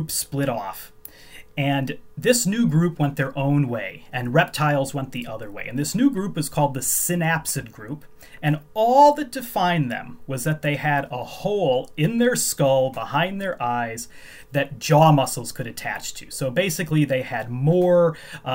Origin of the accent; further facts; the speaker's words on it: Chicago, Illinois, United States; moved away as an adult; now in Edinburgh, United Kingdom; I grew up in the Chicago area.